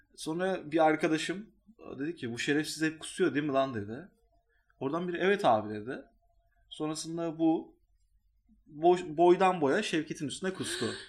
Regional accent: Istanbul, Turkey; orada büyüdüm çünkü liseyi orada geçirdiğim için

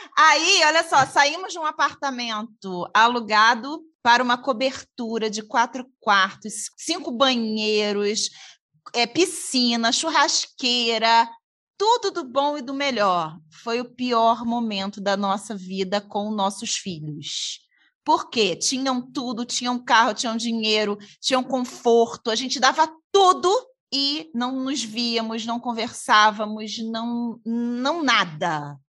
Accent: Niterói, Rio de Janeiro, Brazil; Nós somos do Rio de Janeiro, de uhum. Niterói, e Niterói Rio de Janeiro

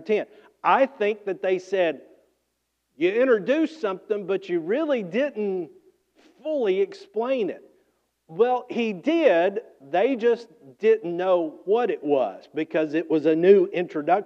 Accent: Georgia, United States; I'm from Georgia.

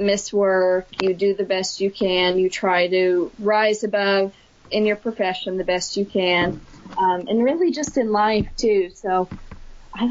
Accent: near Johnston City, Southern Illinois, United States; I picked up a job in my hometown as a Title I math aide for 2 years, and then that led me on to my current job now of teaching in a nearby community of Johnston City, Illinois

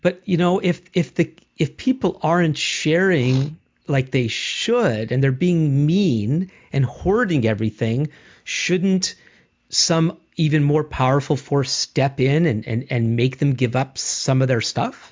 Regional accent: Montreal, Quebec, Canada; as a Jewish person myself, grew up in Montreal, mainly in a, in a in a Jewish world

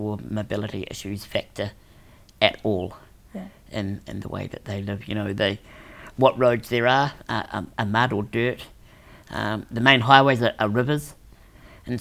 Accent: New Zealand; I was born in New Zealand.

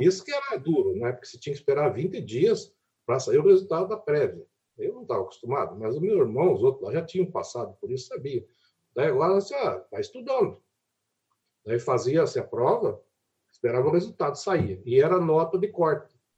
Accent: Brazil; also born or lived in Curitiba; lá na minha cidade, que era é longe de Curitiba, longe de Florianópolis

